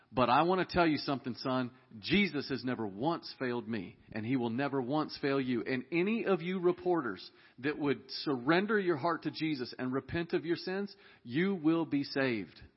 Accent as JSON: {"language": "English", "town": "Dallas", "region": "Texas", "country": "United States", "tie": "born or raised there", "said": "We were raised in Dallas, Texas"}